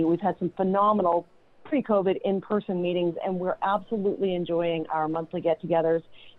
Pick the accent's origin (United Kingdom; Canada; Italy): Canada; now in Las Vegas, United States; apparently I am Canadian and stuck down here